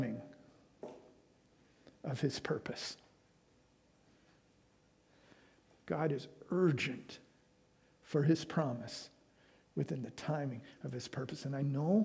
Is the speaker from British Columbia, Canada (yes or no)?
yes; Vancouver, British Columbia, Canada; moved away as an adult; also born or lived in Calgary; I was from Vancouver.